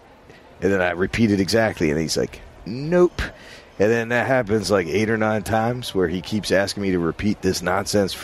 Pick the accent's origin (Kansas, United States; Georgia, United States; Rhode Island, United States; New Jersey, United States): New Jersey, United States; moved away; also born or lived in New York; I was from New Jersey